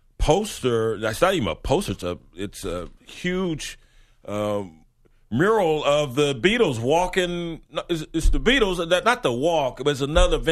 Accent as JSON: {"language": "English", "region": "the South", "country": "United States", "said": "I'm from the South."}